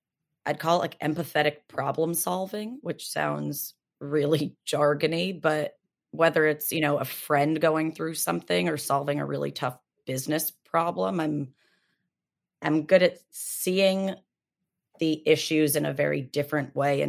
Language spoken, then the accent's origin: English; India; born there; also born or lived in Kuwait / Canada; So I was born in India, spent a little bit of time in Kuwait, and then in Canada.